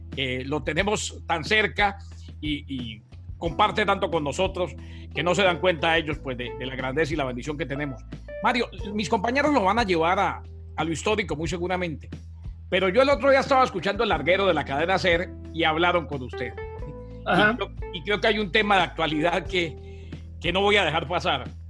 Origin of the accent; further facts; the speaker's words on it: Bucaramanga, Santander, Colombia; moved away; yo estando en mi pueblo, estando en Bucaramanga de vacaciones